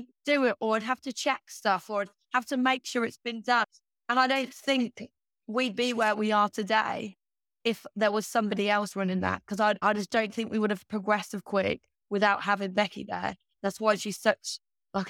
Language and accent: English; Ireland; moved away; we grew up in Ireland, in like a really like remote area in Ireland.